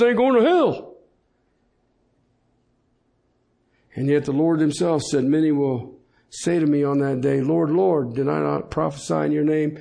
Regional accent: Colorado, United States

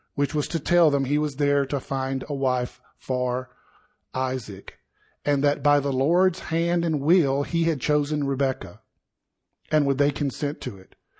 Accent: South Carolina, United States; moved away as an adult; now in Colorado, United States; I was born and raised in South Carolina

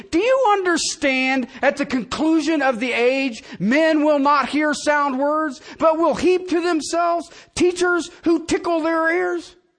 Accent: United States; I'm an American. I live in this country

